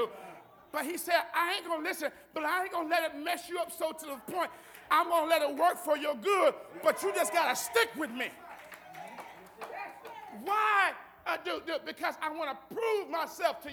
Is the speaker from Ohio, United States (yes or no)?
yes; Akron, Ohio, United States; I'm the only one in my immediate family when I grew up in Akron that go to church